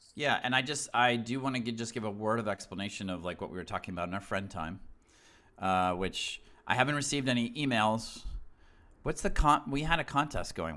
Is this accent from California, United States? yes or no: no; Southern Maine, United States; I grew up in Southern Maine